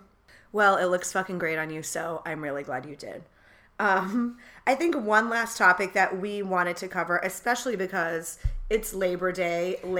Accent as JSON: {"language": "English", "region": "New York", "country": "United States", "said": "It can be hard as a New Yorker too, putting all your shit in a backpack."}